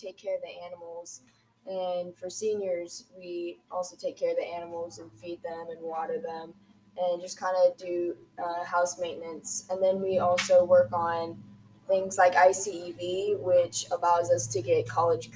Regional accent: CNE, Ohio, United States; I'm from CNE, and I've been homeschooled my whole life

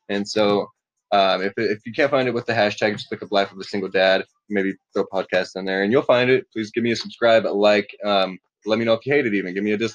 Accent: Florida, United States; I'm from Florida.

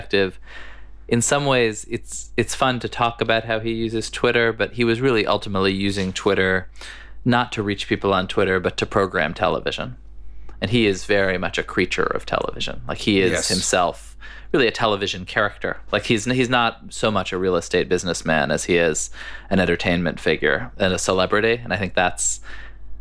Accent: United States; as an American

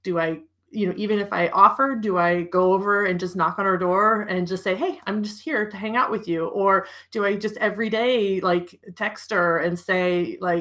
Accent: United States; moved away; also born or lived in Europe; as an American

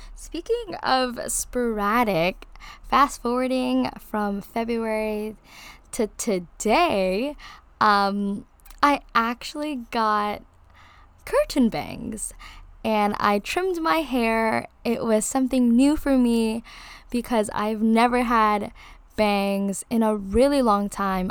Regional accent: Hawaii, United States; being born and raised in Hawaii, I live, like, ten minutes down from Waikiki Beach

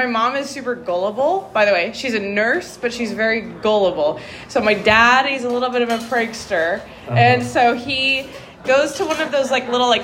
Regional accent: Lincoln, Nebraska, United States; moved away as an adult; now in Seattle, United States; I was born and raised in the Midwest

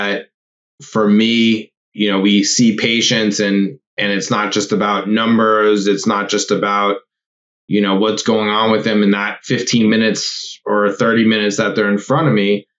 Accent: Los Angeles, California, United States; now in New York, United States; I am from Los Angeles, California originally

